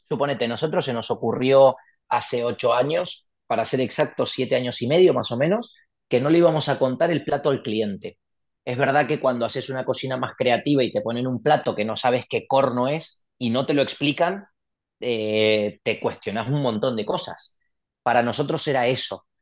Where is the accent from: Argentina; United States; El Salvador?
Argentina; moved away as an adult; also born or lived in Mendoza; now in Valencia, Spain; como todo argentino